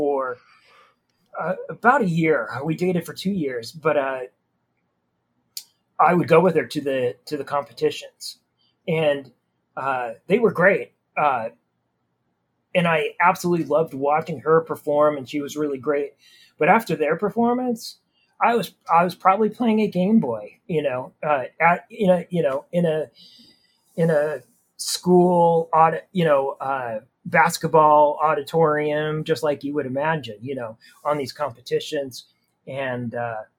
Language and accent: English; small town Idaho, United States; also born or lived in Oregon; I was born in Oregon in a bigger city, but then it was like my whole life was in small town Idaho.